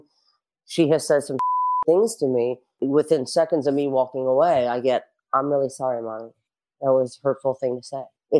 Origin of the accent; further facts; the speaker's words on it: New York City, New York, United States; I'm from Brooklyn